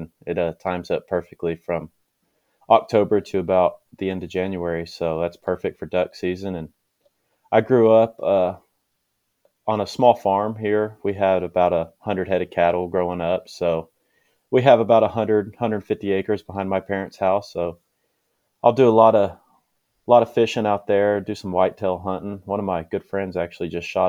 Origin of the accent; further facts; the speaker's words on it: Checotah, Oklahoma, United States; I am from Shakota, Oklahoma, little town here in Oklahoma